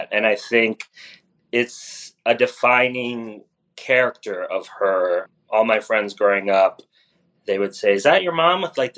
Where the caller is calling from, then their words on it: Brooklyn, New York, United States; my apartment in rainy New York in Brooklyn.